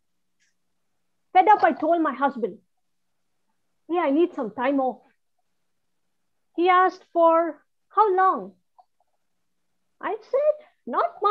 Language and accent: English; India; now in New Jersey, United States; I'm Indian